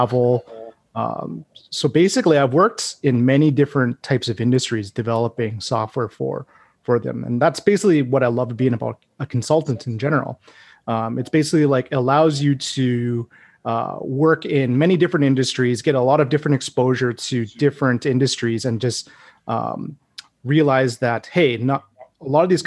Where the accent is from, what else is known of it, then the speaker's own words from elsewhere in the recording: Edmonton, Alberta, Canada; now in Calgary, Canada; I grew up in Edmonton